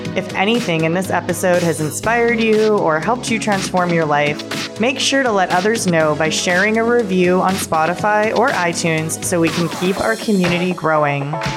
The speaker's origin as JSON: {"language": "English", "town": "Winnipeg", "region": "Manitoba", "country": "Canada", "said": "we're from Winnipeg, Canada"}